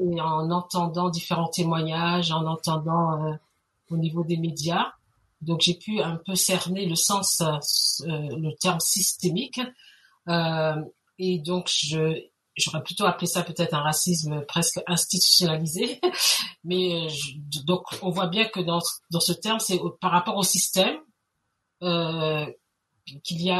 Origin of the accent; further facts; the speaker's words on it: France; accent: French; moved away as an adult; also born or lived in Guadeloupe; now in Montreal, Canada; je suis bien née en France, j'ai grandi en France, euh, une grande partie de ma scolarité a, été faite en France